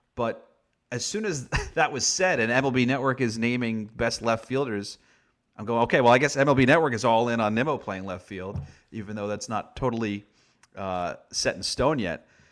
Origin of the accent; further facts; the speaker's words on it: New York, United States; growing up in New York